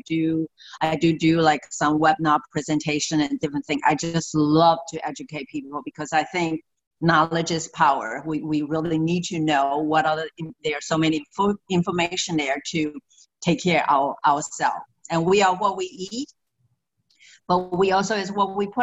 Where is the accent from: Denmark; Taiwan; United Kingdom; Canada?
Taiwan; moved away as an adult; also born or lived in Maryland, United States; now in Florida, United States; I'm actually originally from Taiwan, and I came here and I got a degree in food nutrition